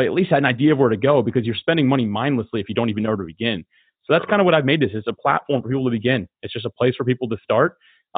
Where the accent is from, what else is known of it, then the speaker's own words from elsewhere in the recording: Florida, United States; I'm born and raised in Florida. I love it here